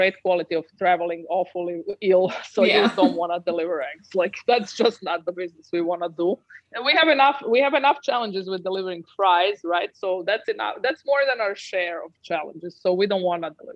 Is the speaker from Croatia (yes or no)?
yes; Northern Adriatic, Croatia; moved away as an adult; now in New York City, United States; I'm from Northern Adriatic, which is on a border of Italy. So Croatia in Northern Adriatic